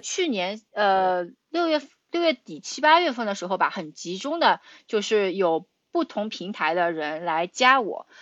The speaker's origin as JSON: {"language": "Chinese", "region": "Shanghai", "country": "China", "moved": "as an adult", "lives_now": "United States", "said": "我是上海人"}